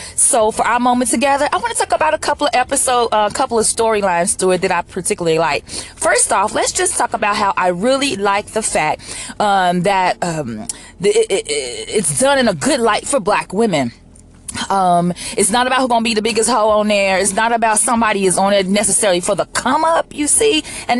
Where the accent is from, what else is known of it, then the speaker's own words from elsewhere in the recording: Chicago, Illinois, United States; because I was coming from Chicago and Lincoln Park, which is predominantly white